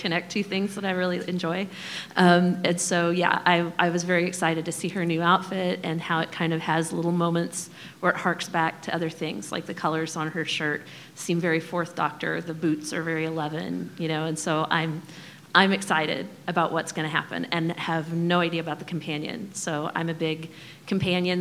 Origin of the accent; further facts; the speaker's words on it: Kansas City, United States; I grew up in Kansas City area.